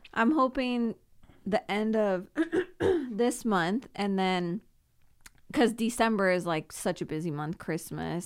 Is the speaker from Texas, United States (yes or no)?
no; Simi Valley, California, United States; also born or lived in Thousand Oaks / Oxnard; I moved once from Thousand Oaks to Simi Valley